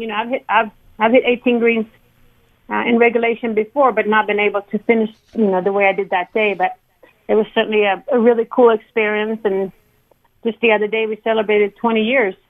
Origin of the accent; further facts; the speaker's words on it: Sweden; growing up in Sweden